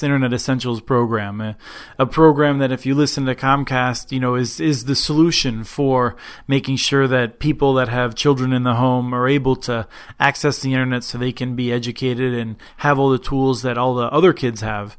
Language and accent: English; Allentown, Pennsylvania, United States; moved away; I grew up in Allentown